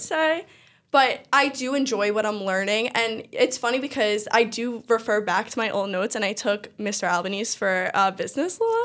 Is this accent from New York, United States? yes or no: yes; New York City, New York, United States; I always lived on Staten Island. Um, I'm from Eltingville